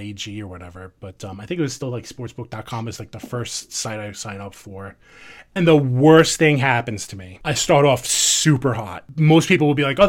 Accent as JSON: {"language": "English", "region": "New York", "country": "United States", "accent": "New York", "said": "everybody can tell from my terrible accent, I'm from New York."}